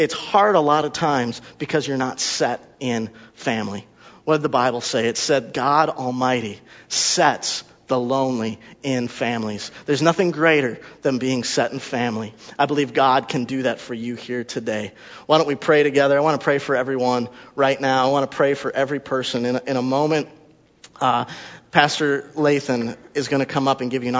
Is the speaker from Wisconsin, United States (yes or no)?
yes; Wisconsin, United States; also born or lived in Texas; we're from Wisconsin